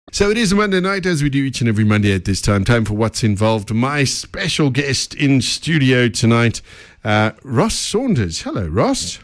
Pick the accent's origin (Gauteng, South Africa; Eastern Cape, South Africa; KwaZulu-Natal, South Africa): Gauteng, South Africa; Benoni; us Benoni people got to stick together.